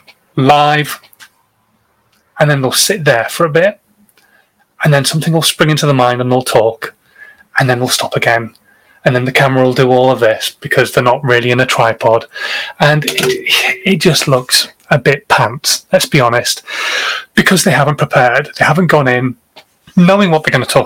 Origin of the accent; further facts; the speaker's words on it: Yorkshire and the Humber, United Kingdom; I'm a Yorkshireman.